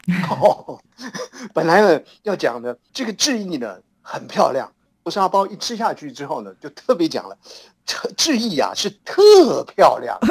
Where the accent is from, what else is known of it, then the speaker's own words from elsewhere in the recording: Hsinchu, Taiwan; 在我们新竹老家